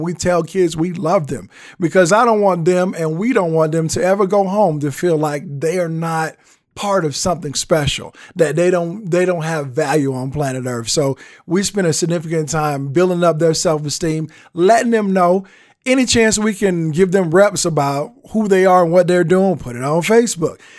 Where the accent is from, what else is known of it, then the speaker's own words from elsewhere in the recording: the South, United States; I'm a Southerner, so I grew up with that whole traditional respect